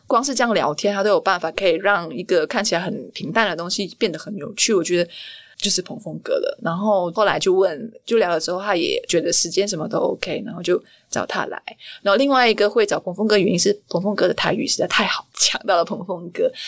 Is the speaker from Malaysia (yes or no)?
yes; Malaysia; moved away as an adult; also born or lived in Kuala Lumpur, Malaysia; now in Taiwan; 我来自马来西亚